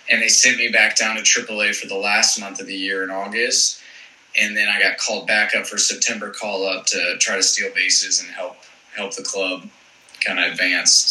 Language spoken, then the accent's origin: English; East Cobb, Georgia, United States; I'm from East Cobb, which is just north of Atlanta.